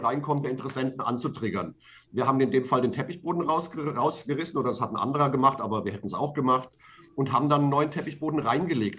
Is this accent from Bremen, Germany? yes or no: no; Mainz, Rhineland-Palatinate, Germany; meiner Heimatstadt Mainz